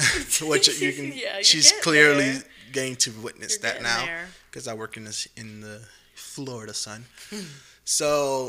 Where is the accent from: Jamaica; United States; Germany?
Jamaica; born there; but when people's like, where are you from? Jamaica. I'm like, because mm-hmm. I was born there. I'm not because my dad is Jamaican. I was literally born in the country.